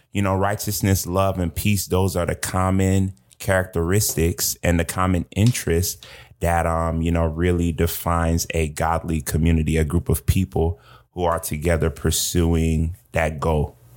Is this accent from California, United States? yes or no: no; Georgia, United States; I am from Georgia